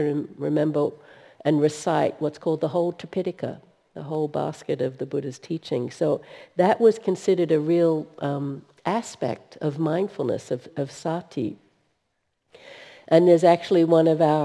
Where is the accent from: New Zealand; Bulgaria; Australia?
Australia; now in United States; I'm actually from Australia